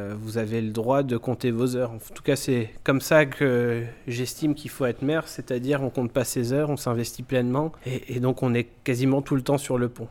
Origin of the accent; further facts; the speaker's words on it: Illkirch-Graffenstaden, Grand Est, France; je suis originaire d'Ilkirch Grafenstaden